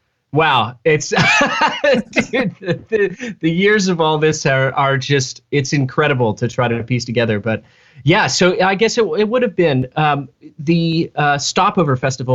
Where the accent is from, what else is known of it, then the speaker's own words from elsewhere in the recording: Fort Worth, Texas, United States; moved away as an adult; now in Nashville, United States; I was born and raised in Fort Worth, Texas, which is North Texas, the Dallas-Fort Worth area.